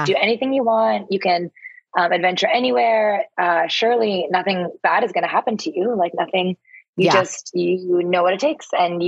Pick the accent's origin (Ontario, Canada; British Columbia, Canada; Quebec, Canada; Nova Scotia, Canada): Ontario, Canada; Toronto; moved away as an adult; now in New York City, United States; I'm actually from Canada. I'm from Toronto, and came to the States in 2008